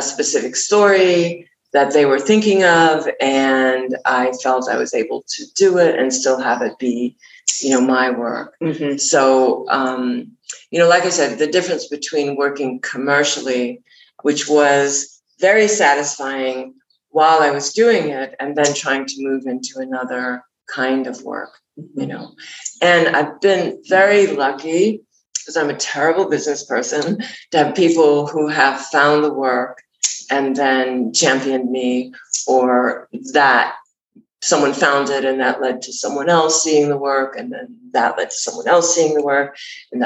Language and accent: English; New York, United States; moved away as an adult; I'm from New York